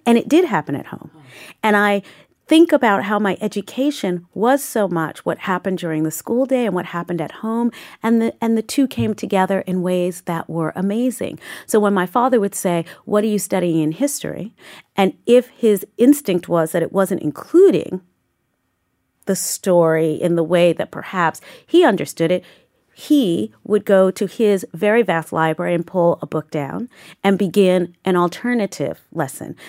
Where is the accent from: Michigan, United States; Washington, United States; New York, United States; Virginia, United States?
New York, United States; New York City; I grew up in Southeast Queens, in Saint Albans, Queens